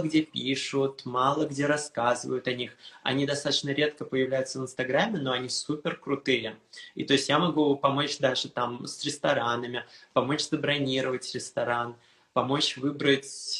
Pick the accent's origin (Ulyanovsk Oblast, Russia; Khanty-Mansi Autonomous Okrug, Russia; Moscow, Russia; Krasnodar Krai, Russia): Moscow, Russia; also born or lived in Istanbul, Turkey; now in Paris, France; Я родился в Москве, я жил в Москве. Потом после Москвы мы переехали с мамой в Турцию